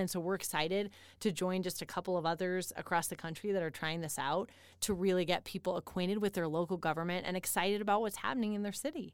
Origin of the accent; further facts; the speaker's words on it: Denver, Colorado, United States; now in Colorado Springs, United States; I'm from, um, the Denver area